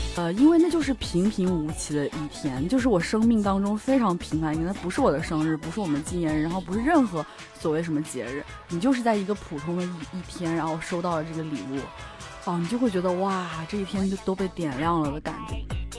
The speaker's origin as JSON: {"language": "Chinese", "country": "China", "said": "我们中国人"}